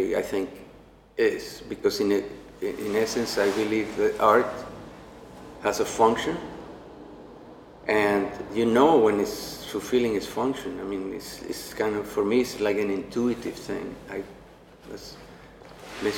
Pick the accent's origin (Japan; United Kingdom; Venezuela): Venezuela; moved away as an adult; now in United States; I'm from Venezuela.